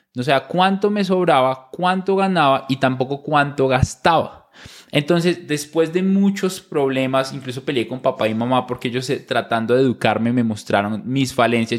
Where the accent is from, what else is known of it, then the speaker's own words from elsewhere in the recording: small town near Bogotá, Cundinamarca, Colombia; yo nazco en Bogotá, pero crecimos en una ciudad cerca a, Bogotá, en un pueblo pequeño